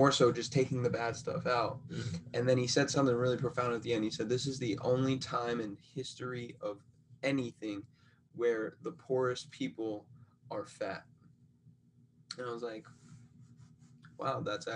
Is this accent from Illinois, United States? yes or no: no; Rhode Island, United States; moved away; I grew up in Rhode Island